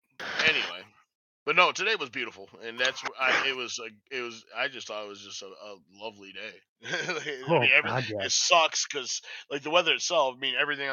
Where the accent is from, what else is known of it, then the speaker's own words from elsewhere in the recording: Limerick, New York, United States; now in Phoenix, United States; I grew up in Limerick.